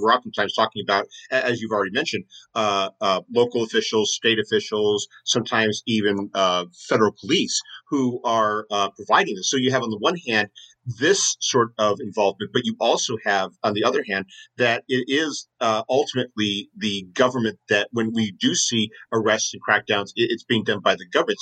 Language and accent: English; United States; an American myself growing up in the United States